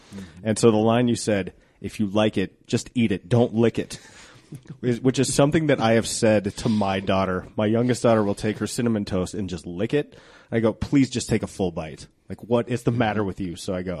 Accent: Genesee, Colorado, United States; Because I grew up in Genesee.

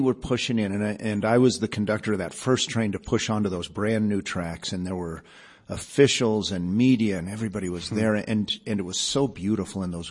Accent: Boulder, Colorado, United States; also born or lived in Iowa City, Iowa / Denver, Colorado; I grew up in first Denver over at Lowry, and then Dad opened a dental practice in 1966 in Boulder. And I spent the rest of my youth growing up in Boulder

